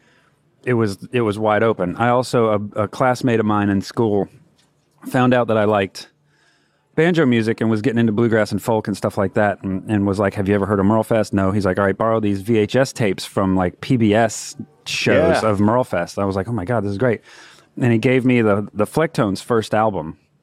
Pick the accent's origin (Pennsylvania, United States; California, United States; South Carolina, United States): South Carolina, United States; Florence; moved away as an adult; now in Raleigh, United States; I'm originally from Florence, South Carolina. I've lived in Raleigh since 2006